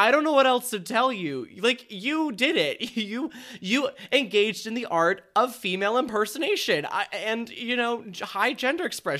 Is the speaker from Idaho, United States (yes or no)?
no; Minnesota, United States; From Minnesota, yeah. I'm from Minnesota. Oh, you betcha.